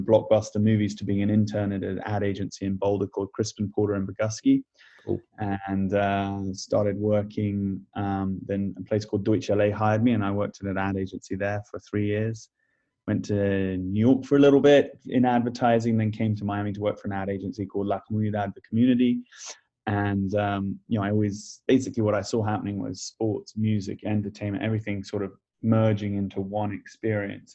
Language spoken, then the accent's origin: English; Cayman Islands; moved away; also born or lived in England / United States; I grew up in the Cayman Islands, school in England, and then university in the States